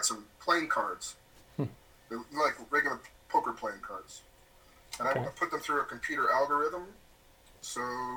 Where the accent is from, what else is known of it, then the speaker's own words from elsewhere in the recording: Arizona, United States; moved away as an adult; also born or lived in Wisconsin; now in Japan; I'm an American. I was born in Wisconsin, but I grew up in Arizona and did undergrad all through undergrad in Arizona